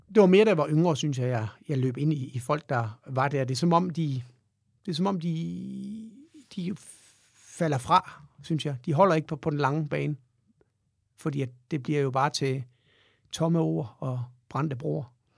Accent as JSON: {"language": "Danish", "town": "Aarhus", "region": "Central Denmark Region", "country": "Denmark", "tie": "born or raised there", "said": "jeg kommer fra Aarhus jo, i Høj"}